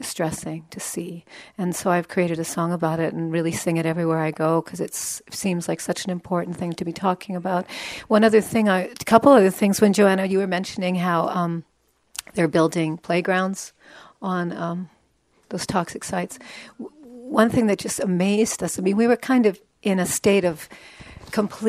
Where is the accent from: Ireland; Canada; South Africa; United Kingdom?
Canada; Alberta; I'm from Alberta.